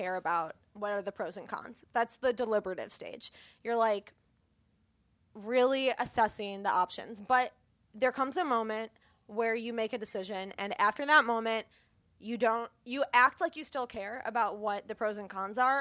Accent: Illinois, United States; I'm from Illinois

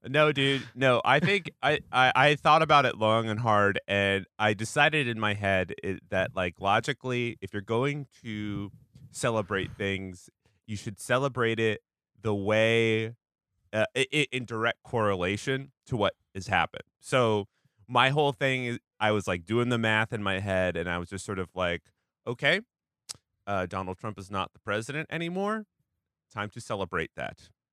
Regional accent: Washington, United States; moved away; Washington State, actually, my home, my home state.

